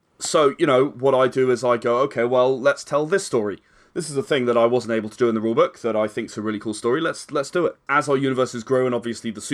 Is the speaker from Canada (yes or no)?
no; United Kingdom; we are still British